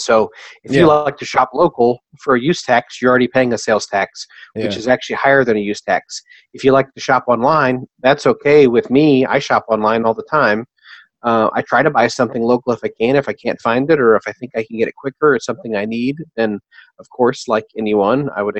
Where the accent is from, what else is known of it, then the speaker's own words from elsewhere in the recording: Jefferson City, Missouri, United States; moved back home, vowed to never move back home to my hometown